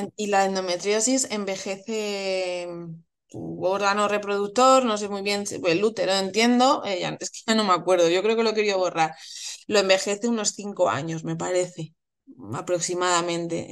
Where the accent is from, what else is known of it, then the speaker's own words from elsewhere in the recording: Madrid, Community of Madrid, Spain; soy de Madrid